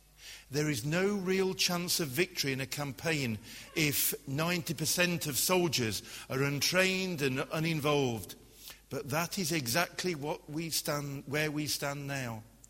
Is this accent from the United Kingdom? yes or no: yes; Glasgow, Scotland, United Kingdom; I grew up in Glasgow. If I'd had a name like Reinhold Bonnke, then how would I have survived being in Glasgow?